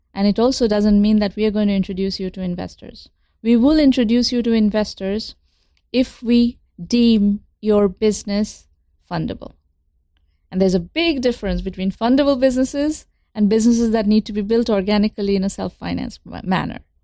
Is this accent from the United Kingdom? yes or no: no; India; moved away as an adult; now in United States; I grew up in India, in pre-liberalization India